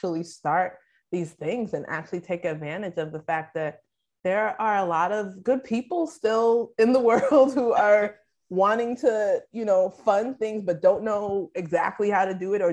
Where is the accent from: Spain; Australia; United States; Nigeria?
Nigeria; as a Nigerian